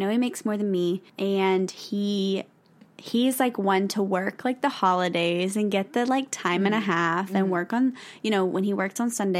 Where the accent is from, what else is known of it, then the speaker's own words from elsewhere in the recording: the South, United States; We're from the South.